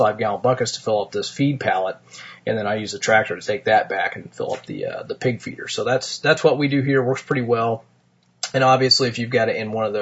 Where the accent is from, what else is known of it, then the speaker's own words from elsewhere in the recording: Martinsville, Indiana, United States; my hometown of Martinsville, Indiana.